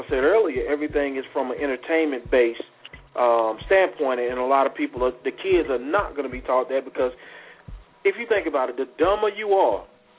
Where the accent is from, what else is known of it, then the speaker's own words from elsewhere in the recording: United States; we as the American citizens